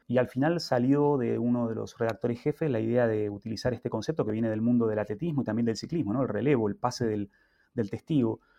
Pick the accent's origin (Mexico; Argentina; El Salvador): Argentina; now in Spain; en Argentina, de donde yo vengo